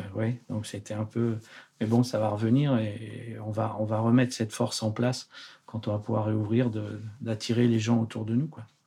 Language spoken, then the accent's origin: French; Haute-Loire, Auvergne-Rhône-Alpes, France; moved away as an adult; also born or lived in Paris region / London; now in Geneva, Switzerland; je suis originaire de la Haute-Loire, pas loin d'ici, en, Auvergne.